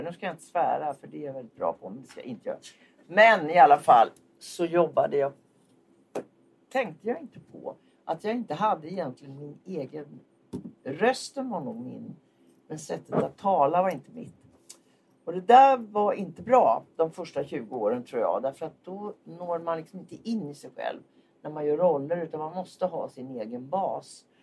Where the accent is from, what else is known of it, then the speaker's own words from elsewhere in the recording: Linköping, Östergötland, Sweden; Har du någon gång hört att jag kommer från Linköping?